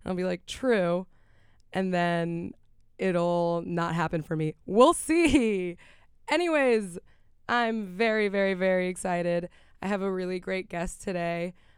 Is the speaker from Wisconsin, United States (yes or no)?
no; Miami, Florida, United States; moved away; I am from Miami.